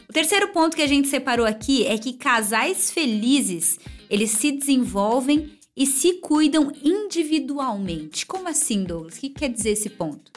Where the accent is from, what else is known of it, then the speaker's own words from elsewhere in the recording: Bragança Paulista, São Paulo, Brazil; E nós somos de Bragança Paulista